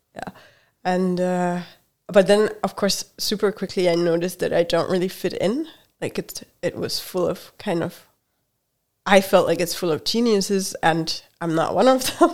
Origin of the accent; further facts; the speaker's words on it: Hungary; English is a second language; moved away; also born or lived in Germany; I grew up in Hungary